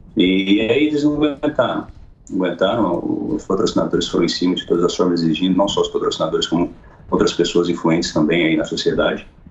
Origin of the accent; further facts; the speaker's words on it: Iturama, Minas Gerais, Brazil; eu sou mineiro, do Triângulo Mineiro, minha cidade se chama Iturão, Minas Gerais.